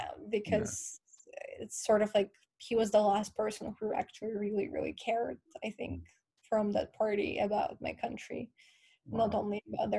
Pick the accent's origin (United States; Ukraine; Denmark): Ukraine; moved away; I'm from Ukraine